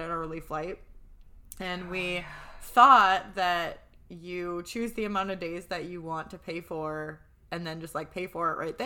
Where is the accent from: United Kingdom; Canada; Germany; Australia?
Canada; we're Canadian